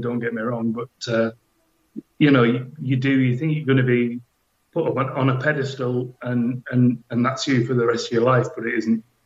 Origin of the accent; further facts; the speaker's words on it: Hexham, North East England, United Kingdom; I was born in Hexham